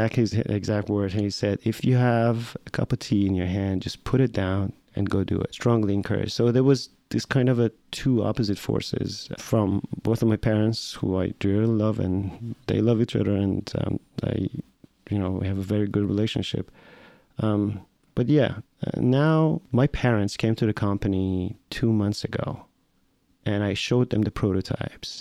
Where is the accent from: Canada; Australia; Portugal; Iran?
Iran; Tehran, Tehran Province; moved away as an adult; now in United States; So I'm Iranian. I'm Iranian American. I grew up in Tehran, in Iran.